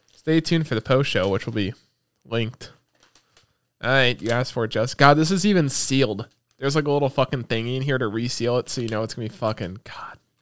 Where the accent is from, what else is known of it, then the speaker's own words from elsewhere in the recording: United States; we're American